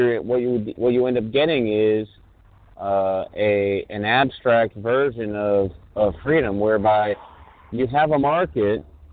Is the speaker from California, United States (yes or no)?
yes; California, United States; as a Californian